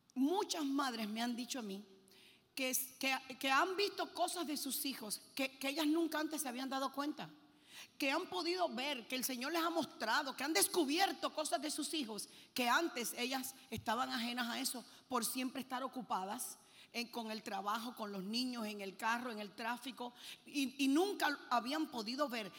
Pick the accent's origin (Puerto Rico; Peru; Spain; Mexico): Puerto Rico; also born or lived in Cuba / Lebanon (parents); Yo nací en Cuba y a los seis años salimos de Cuba y nos fuimos a Puerto Rico. Y yo me crié en Puerto Rico